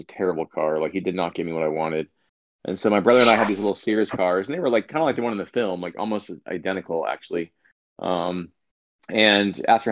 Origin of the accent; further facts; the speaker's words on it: Southern California, United States; I grew up in Southern California. I still live in Los Angeles.